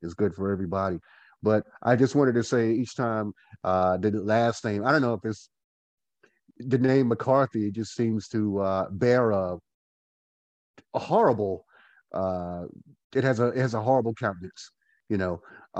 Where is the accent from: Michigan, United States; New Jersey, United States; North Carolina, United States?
North Carolina, United States; Goldsboro; I am from Gold. I'm also a Goldsboro-ian from Goldsboro, North Carolina, the city of gold.